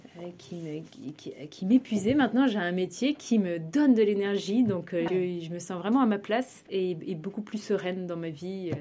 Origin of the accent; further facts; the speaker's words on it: a small town between Reims and Paris, north-east France, France; moved away as an adult; also born or lived in Maine-et-Loire; je suis originaire d'une petite ville entre Reims et Paris, donc plutôt dans le nord-est de la France